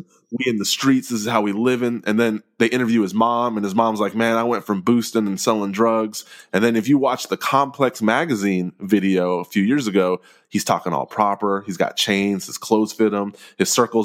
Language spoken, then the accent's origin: English; Texas, United States; my Texas high school